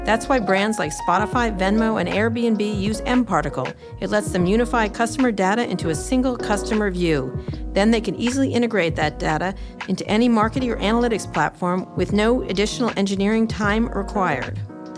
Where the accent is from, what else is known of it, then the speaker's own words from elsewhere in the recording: Roslyn Harbor, New York, United States; I grew up in Roslyn Harbor, Anthony.